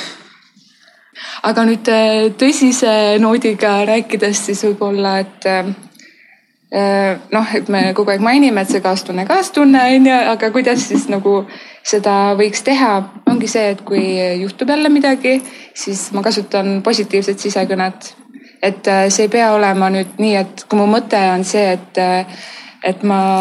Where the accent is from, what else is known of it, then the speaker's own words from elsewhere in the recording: Tallinn, Harju County, Estonia; ma olen Tallinnast